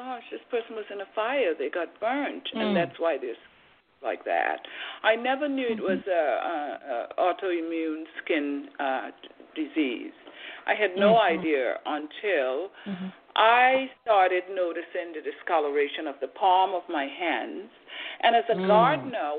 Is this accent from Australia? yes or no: no; Trinidad & Tobago; also born or lived in Boston, Massachusetts, United States; now in United States; I was born in Trinidad. I came to the United States in 1970, and I'm still here